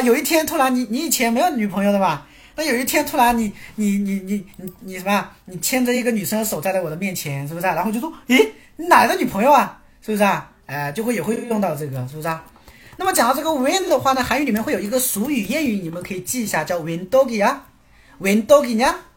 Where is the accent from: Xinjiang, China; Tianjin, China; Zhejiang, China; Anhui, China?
Zhejiang, China; Quzhou; moved away as an adult; 我家在，你们有没有听过浙江衢州？有没有听过浙江衢州？我老家是衢州的